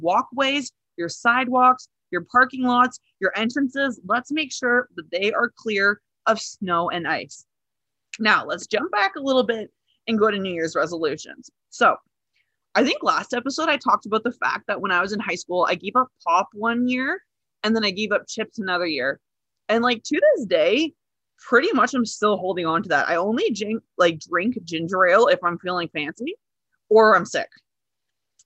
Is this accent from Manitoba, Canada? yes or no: no; Northern Ontario, Canada; I'm from Northern Ontario, very, very French.